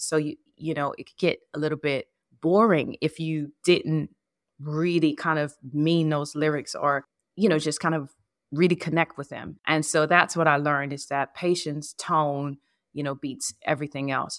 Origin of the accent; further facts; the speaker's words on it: New Orleans, Louisiana, United States; moved away; also born or lived in New York; the music of my hometown